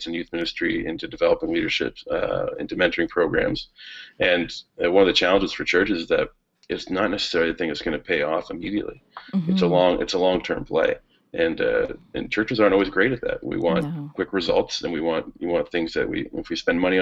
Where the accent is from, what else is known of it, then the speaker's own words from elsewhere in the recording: Sarnia, Ontario, Canada; I grew up in Sarnia, Ontario, right on the shores of Lake Huron